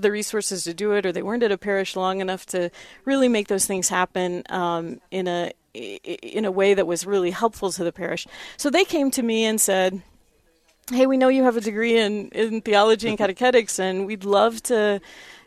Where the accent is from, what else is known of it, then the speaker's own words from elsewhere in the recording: Nebraska, United States; moved away as an adult; also born or lived in South Dakota / Spearfish, South Dakota / Steubenville, Ohio; now in Rapid City, United States; I'm originally from Nebraska, but I've been a South Dakota native for about 20 years now